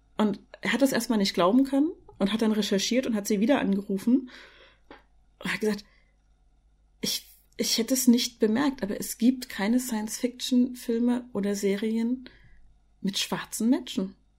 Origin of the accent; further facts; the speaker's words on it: East Germany, Germany; ich bin halt in der DDR geboren